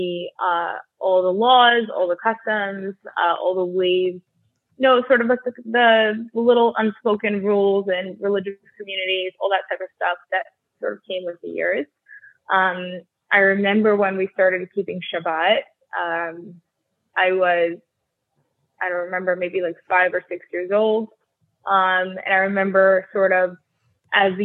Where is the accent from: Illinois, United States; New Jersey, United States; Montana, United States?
New Jersey, United States; Highland Park; first language Russian; I grew up in Highland Park, New Jersey, also known as Edison, sort of interchangeable